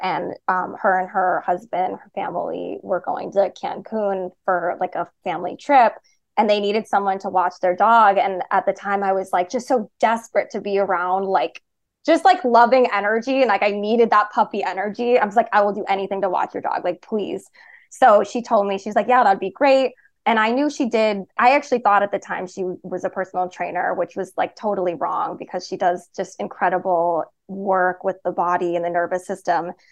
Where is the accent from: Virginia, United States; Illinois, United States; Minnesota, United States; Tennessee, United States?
Illinois, United States; Chicago; also born or lived in Boston; I moved home to Chicago